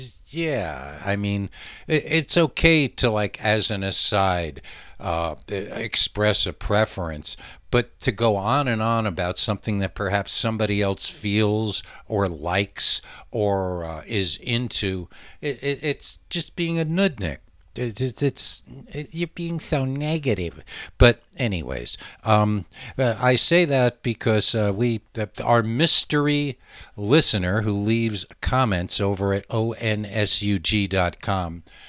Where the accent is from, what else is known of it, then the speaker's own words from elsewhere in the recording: El Paso, Texas, United States; moved away; I haven't lived in my hometown of El Paso for over half my life now, and I wouldn't recognize it if I went back. I'm starting to feel like I'm not from there anymore.